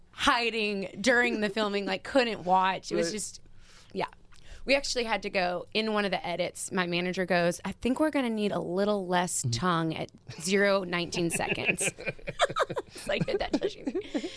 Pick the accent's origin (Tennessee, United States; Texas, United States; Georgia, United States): Tennessee, United States; Nashville; I grew up in Nashville.